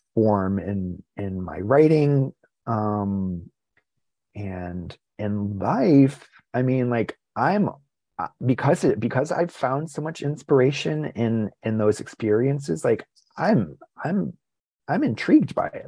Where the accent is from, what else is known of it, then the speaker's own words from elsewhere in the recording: New Jersey, United States; also born or lived in Rhode Island / Basking Ridge, New Jersey; spent a lot of time uh, in, in my teen years in New Jersey. Uh, I was born in Rhode Island. Moved to New Jersey when I was 11 years old